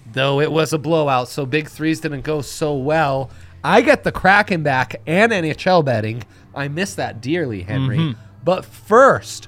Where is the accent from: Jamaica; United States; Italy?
Italy; Milan, Lombardy; moved away; when I was a youngster growing up in Milan